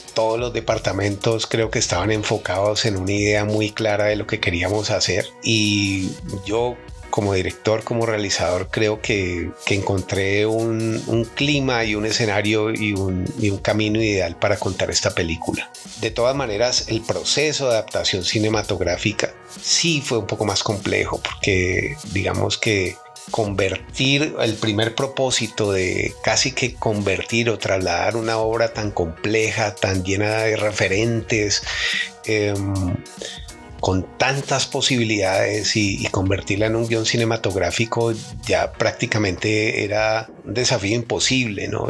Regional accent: Colombia; como colombianos

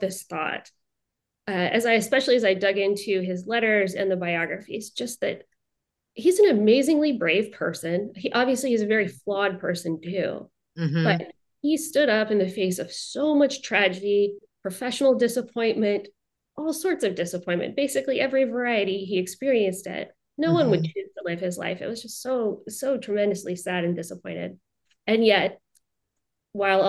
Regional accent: Richmond, Virginia, United States; also born or lived in South Carolina / Auckland, New Zealand; I grew up in Richmond, Virginia, where he is from too

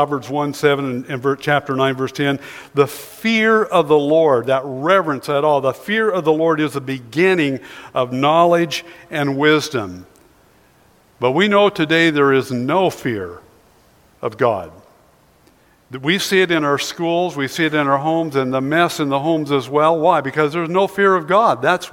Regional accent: Sweet Home, Oregon, United States; I was born and raised in Sweet Home, Oregon

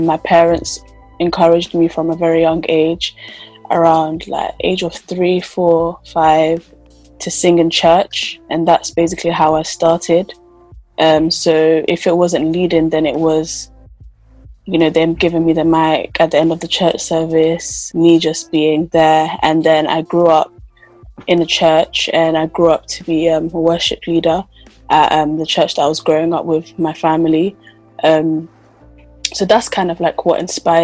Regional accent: London, United Kingdom; I grew up in London.

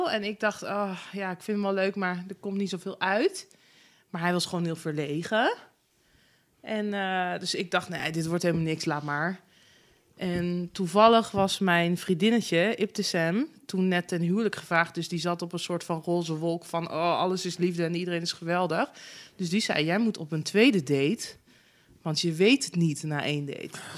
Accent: Zutphen, Gelderland, Netherlands; In Zutphen.

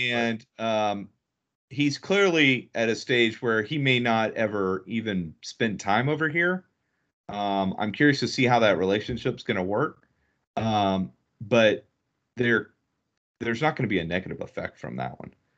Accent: Dallas, Texas, United States; also born or lived in Houston / Ohio; this is my hometown. Um, I'm a Dallas-I've-born and bred, uh, lived seven years in Houston, uh, four years of college in Ohio, but outside of that, I've been, I've been in Dallas my life.

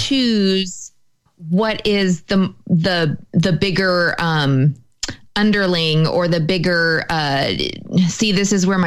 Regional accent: United States; I'm still white. And so that I have against me. I am American, so I have that against me.

